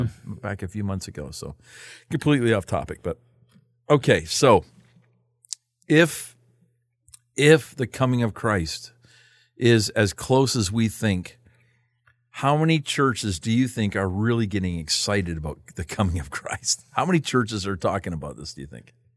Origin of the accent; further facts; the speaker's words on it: Canada; I'm from Canada.